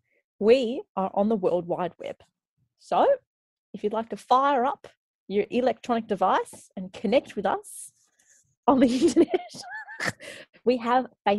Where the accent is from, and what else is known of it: Darwin, Northern Territory, Australia; born or raised there; moved away; also born or lived in Canada / Melbourne